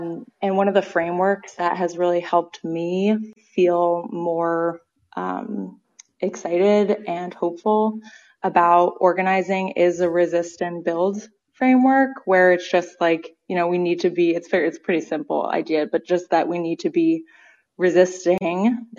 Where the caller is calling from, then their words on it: Boston, Massachusetts, United States; I'm calling from Boston.